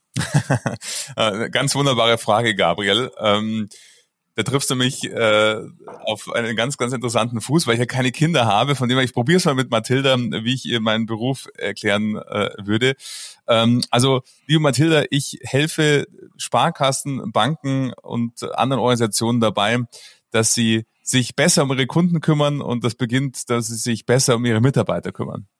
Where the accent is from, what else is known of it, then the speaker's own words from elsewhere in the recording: Munich, Bavaria, Germany; Also ich bin geboren im schönen München und ähm, somit äh, dort aufgewachsen und habe mein ganzes Leben bis auf das letzte Jahr, da bin ich nämlich in die Berge gezogen, äh, dort gelebt